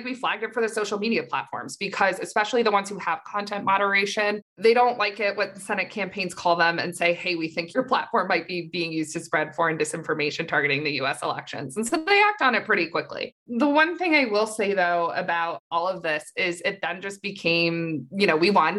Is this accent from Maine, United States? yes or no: yes; Maine, United States; moved away as an adult; also born or lived in Washington, D.C.; I'm from Maine